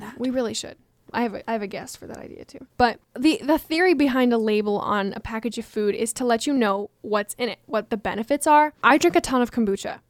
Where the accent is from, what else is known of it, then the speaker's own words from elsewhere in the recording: Washington, United States; moved away; I am from Washington State